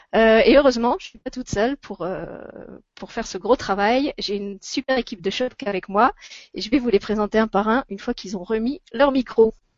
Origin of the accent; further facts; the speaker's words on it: France; chez nous en France